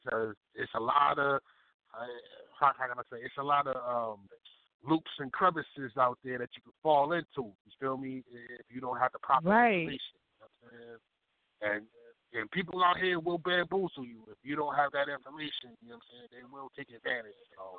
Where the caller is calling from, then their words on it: Baltimore, Maryland, United States; Baltimore, Maryland, East Side, Zone 18.